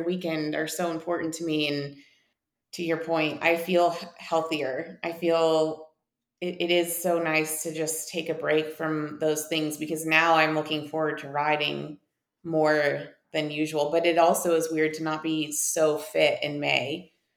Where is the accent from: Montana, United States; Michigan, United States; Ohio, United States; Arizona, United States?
Montana, United States; Whitefish; moved away as an adult; also born or lived in San Diego; I'm actually from Whitefish, Montana, which is something not a lot of people can say. And uh, growing up here